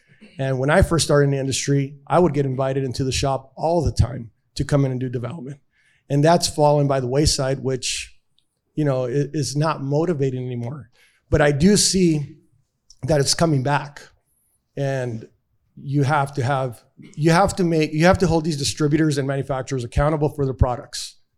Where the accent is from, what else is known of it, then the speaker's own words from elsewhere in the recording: East Los Angeles, California, United States; born there; I was born in East LA, just like the movie.